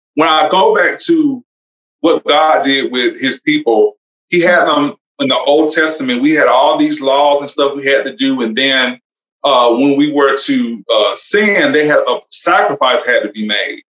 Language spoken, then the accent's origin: English; Alabama, United States; also born or lived in Georgia; I am from actually from Alabama